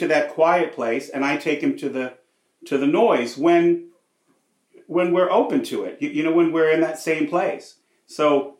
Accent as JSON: {"language": "English", "town": "Los Angeles", "region": "California", "country": "United States", "tie": "born or raised there", "said": "I grew up in Hollywood. My dad was an actor, director."}